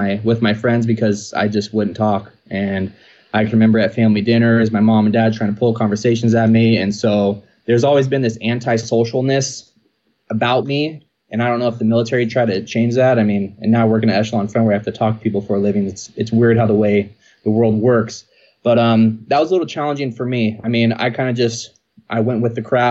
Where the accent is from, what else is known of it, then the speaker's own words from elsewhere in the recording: Rocklin, California, United States; also born or lived in Sacramento; I grew up in Rockland. So that's actually the name of the town. I now reside in Lincoln.